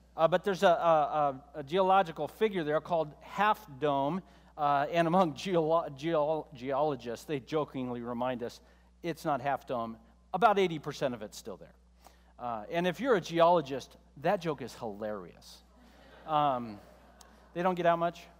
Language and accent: English; United States; both you and I, as American believers